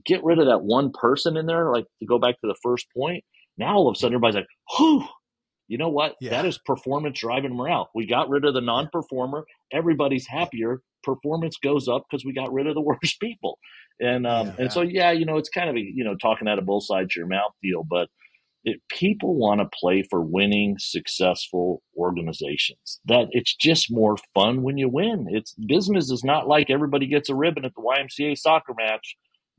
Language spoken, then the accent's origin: English; Houston, Texas, United States; I grew up in Houston